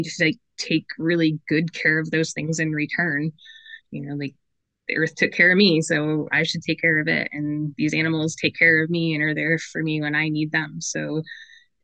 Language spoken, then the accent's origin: English; Chautauqua County, Western New York, United States; moved away as an adult; I grew up in Western New York in Chautauqua County.